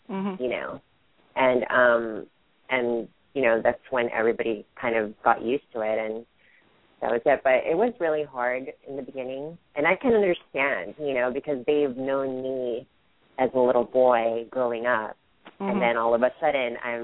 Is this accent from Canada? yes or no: no; Hayward, California, United States; born or raised there; also born or lived in Philippines / San Francisco, California